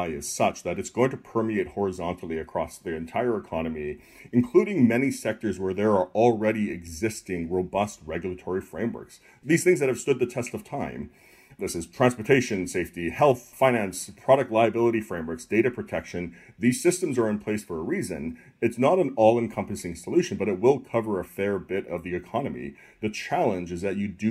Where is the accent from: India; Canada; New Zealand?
Canada; moved away; I'm originally from Canada